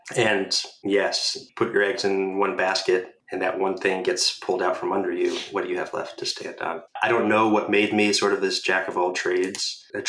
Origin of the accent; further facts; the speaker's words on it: Northeast, United States; Growing up in the Northeast in a suburban middle-class town, I had about as normal, stereotypical life you could expect.